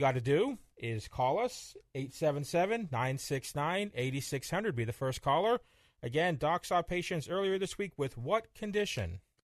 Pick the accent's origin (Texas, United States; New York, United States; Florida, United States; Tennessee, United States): Florida, United States; growing up in Florida